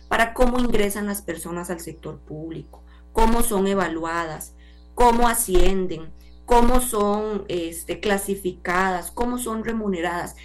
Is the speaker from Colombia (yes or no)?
no; Costa Rica; como costarricense